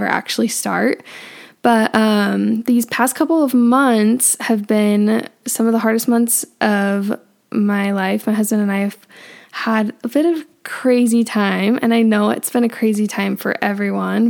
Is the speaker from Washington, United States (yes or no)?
no; Northern Utah, United States; But I am from Northern Utah and I've been born and raised here